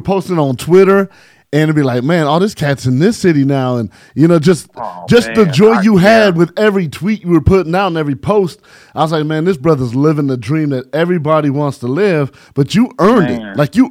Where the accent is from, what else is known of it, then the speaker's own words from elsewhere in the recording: San Bernardino, California, United States; also born or lived in Virginia Beach; I'm an IE boy. I'm from the Dino.